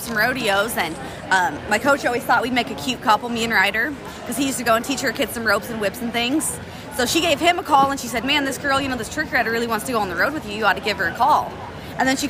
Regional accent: Ripley, Oklahoma, United States; I'm from Ripley, Oklahoma

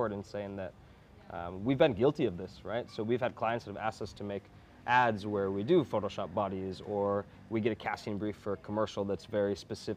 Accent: United States; I grew up in America

